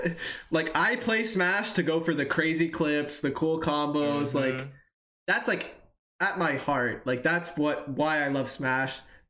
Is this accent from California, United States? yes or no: no; Hawaii, United States; I came from Hawaii. Believe it or not.